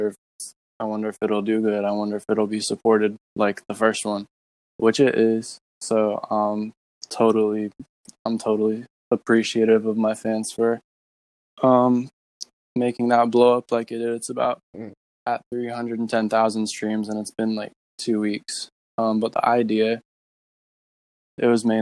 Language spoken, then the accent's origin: English; Florida, United States; I'm from Florida